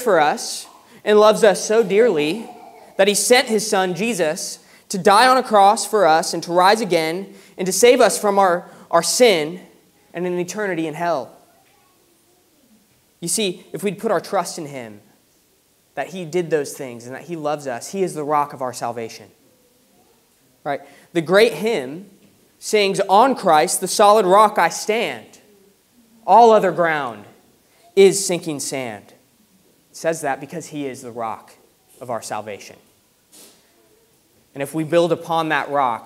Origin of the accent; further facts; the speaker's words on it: United States; moved away as an adult; now in United Kingdom; growing up in America